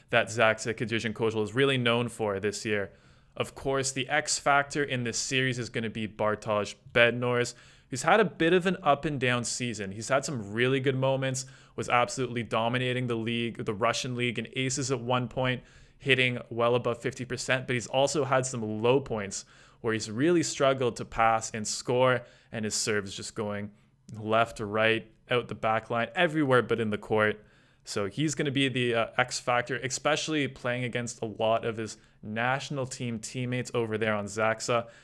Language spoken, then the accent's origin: English; Canada; It's a bit frustrating to watch as a Canadian fan